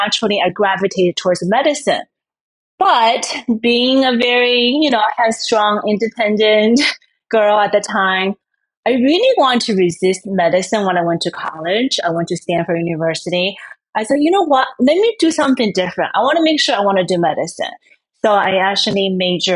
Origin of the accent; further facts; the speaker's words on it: China; now in Miami, United States; I grew up in China